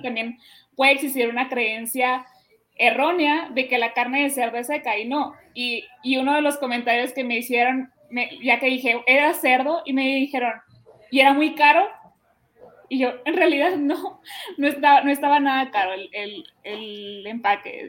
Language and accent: Spanish; Hermosillo, Sonora, Mexico; yo te cuento que soy de Sonora, ¿no? Soy del de, Hermosillo, Sonora